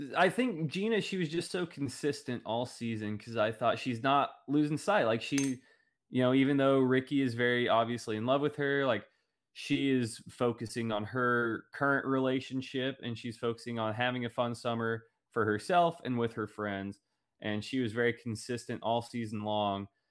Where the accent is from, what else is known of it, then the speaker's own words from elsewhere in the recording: Oklahoma, United States; growing up in Oklahoma